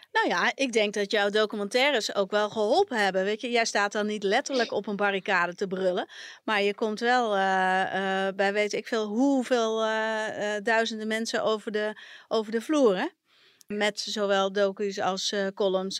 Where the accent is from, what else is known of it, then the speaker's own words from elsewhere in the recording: a village in Brabant, North Brabant, Netherlands; now in Amsterdam, Netherlands; in het dorp, eh, het Brabantse dorp waar ik vandaan kom